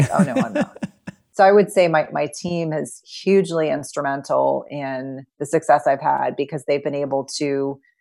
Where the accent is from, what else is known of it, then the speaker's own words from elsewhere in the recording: New Jersey, United States; I grew up in New Jersey in the 1980s and 1990s